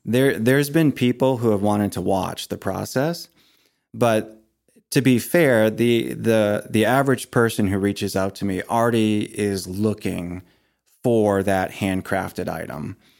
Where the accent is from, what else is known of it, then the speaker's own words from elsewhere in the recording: Maine, United States; moved away as an adult; also born or lived in Ohio; when we moved back to Maine from Ohio, um, we renovated the old farmhouse that I had grown up